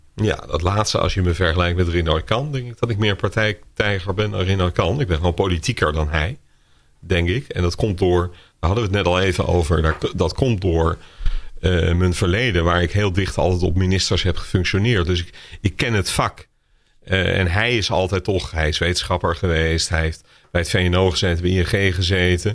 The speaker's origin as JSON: {"language": "Dutch", "country": "Netherlands", "said": "we allemaal als Nederlanders"}